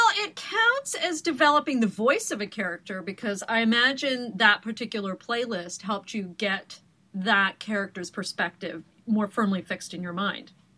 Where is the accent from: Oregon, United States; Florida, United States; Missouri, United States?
Oregon, United States; Portland; moved away; you've come from my homeland of Oregon. I am from Portland and have many deep roots there, including my driver's license still after all these years